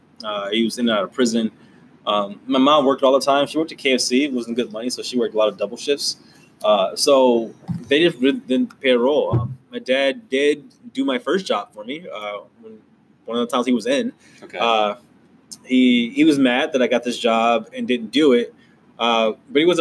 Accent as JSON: {"language": "English", "town": "Detroit", "region": "Michigan", "country": "United States", "tie": "born or raised there", "said": "I grew up in Detroit"}